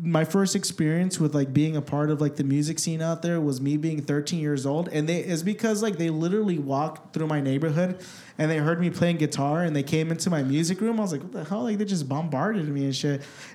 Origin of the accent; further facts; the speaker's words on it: Orange County, California, United States; now in Arizona, United States; growing up in California, I grew up in Orange County